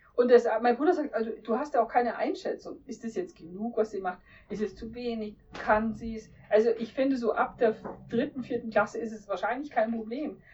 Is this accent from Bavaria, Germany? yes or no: yes; Lower Bavaria, Germany; moved away; Ich bin ja gebürtiger Niederbayer